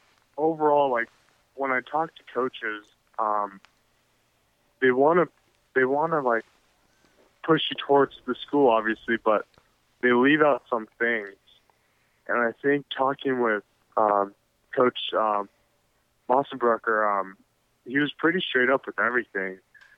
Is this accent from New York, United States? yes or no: no; California, United States; also born or lived in Vietnam; I was born in California.